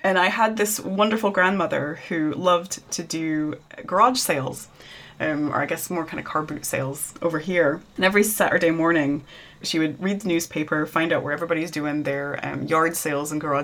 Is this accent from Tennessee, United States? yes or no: yes; Tennessee, United States; moved away as an adult; I'm a hillbilly from Tennessee